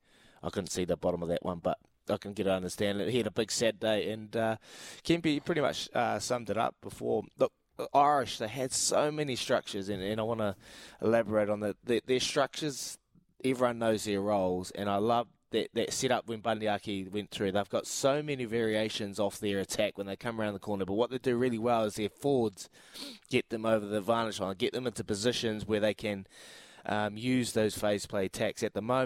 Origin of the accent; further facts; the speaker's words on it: New Zealand; we're kind of losing our number one asset as Kiwi players, is our instincts, our ability to play what we see.